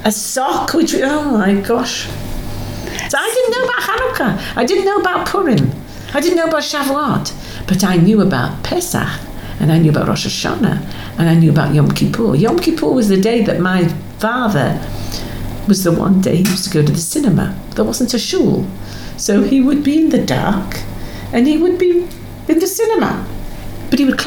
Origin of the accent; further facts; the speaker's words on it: Scarborough, Yorkshire and the Humber, United Kingdom; now in Australia; not London. It was Scarborough